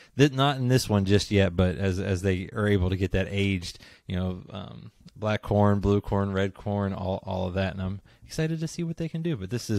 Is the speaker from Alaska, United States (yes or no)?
no; near Pittsburgh, Pennsylvania, United States; now in Kentucky, United States; I grew up near Pittsburgh